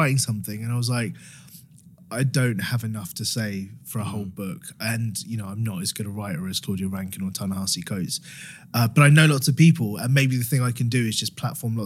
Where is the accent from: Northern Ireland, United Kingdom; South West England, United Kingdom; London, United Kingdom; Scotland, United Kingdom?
London, United Kingdom; Harrow; I'm from Harrow